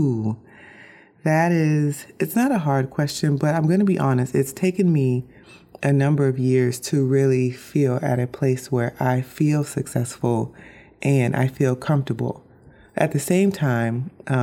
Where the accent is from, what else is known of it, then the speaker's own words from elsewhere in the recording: Orlando, Florida, United States; now in Bradenton, United States; I grew up in Orlando, Florida